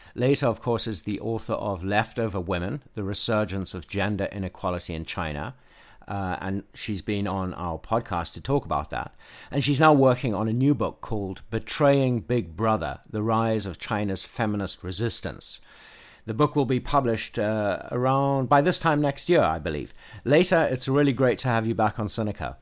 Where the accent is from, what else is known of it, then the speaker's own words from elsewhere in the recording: South Africa; now in Nashville, United States; When I was a kid in South Africa